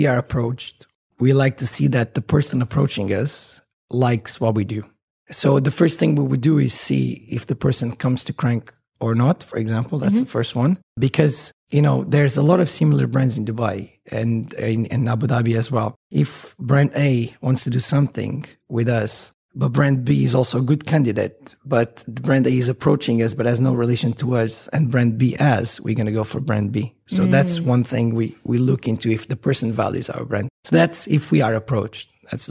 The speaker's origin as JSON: {"language": "English", "country": "Bermuda", "tie": "born there", "said": "I was born in Bermuda, by the way, which is a side note."}